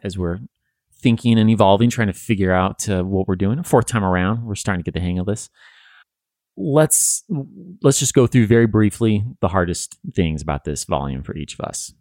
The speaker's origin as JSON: {"language": "English", "region": "Western United States", "country": "United States", "tie": "born or raised there", "said": "I think growing up in the Western United States"}